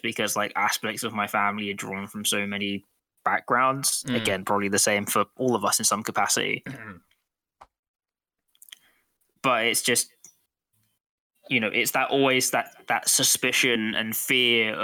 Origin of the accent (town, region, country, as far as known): United Kingdom